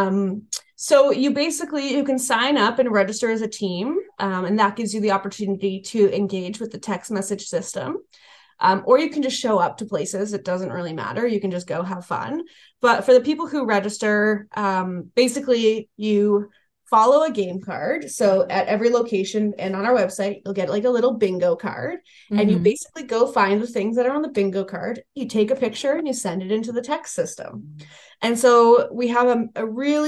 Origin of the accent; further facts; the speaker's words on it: Canada; We're Canadian.